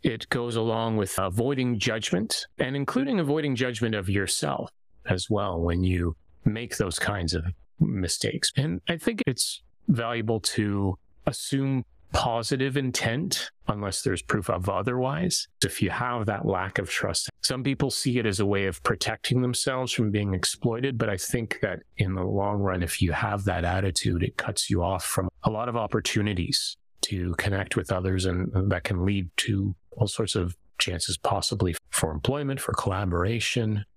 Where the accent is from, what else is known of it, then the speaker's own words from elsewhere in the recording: Canada; also born or lived in Japan; as a Canadian, where I was raised